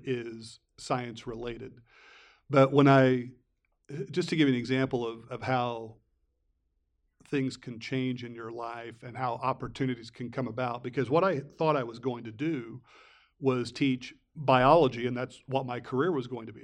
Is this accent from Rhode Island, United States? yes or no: no; Fairfield, Illinois, United States; I was a sophomore in high school, and I grew up in Fairfield